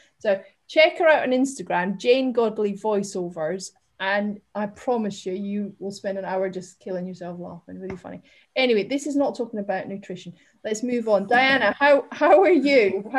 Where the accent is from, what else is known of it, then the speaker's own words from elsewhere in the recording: Scotland, United Kingdom; accent: Scottish; And I obviously I'm Scottish, but have kind of lost that thick accent and the words.